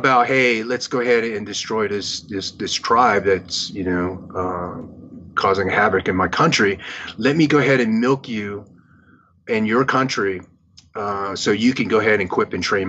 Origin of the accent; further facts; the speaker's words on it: Vietnam; born there; moved away; you know, I was born in Vietnam. My family was gunned down on the streets of Saigon after the fall of South Vietnam, and you know, I barely escaped my life